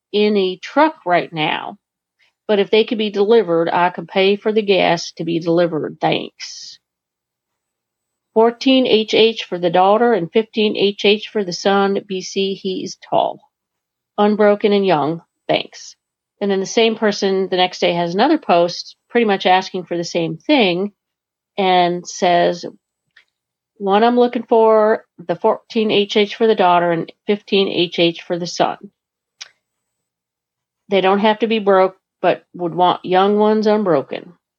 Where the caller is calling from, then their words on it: Vermont, United States; calling from Vermont